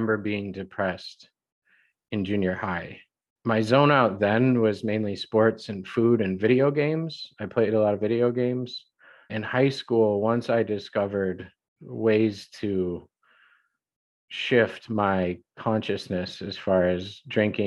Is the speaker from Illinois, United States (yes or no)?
yes; the Midwest outside Chicago, Illinois, United States; I grew up in the Midwest outside Chicago